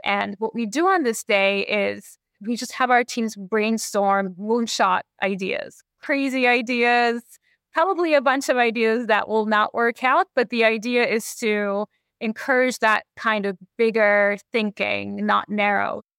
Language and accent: English; Canada; now in Seattle, United States; I'm Canadian. I grew up in Canada with hockey